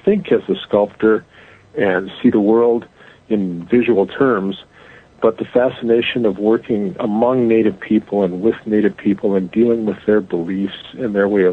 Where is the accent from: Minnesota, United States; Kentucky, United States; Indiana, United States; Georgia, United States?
Minnesota, United States; moved away as an adult; also born or lived in Berkeley, California / Germany / Italy / Pacific Northwest; I'm born and raised in Minnesota